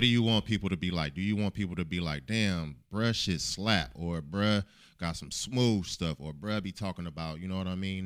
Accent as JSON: {"language": "English", "town": "Oakland", "region": "California", "country": "United States", "said": "I'm from Oakland."}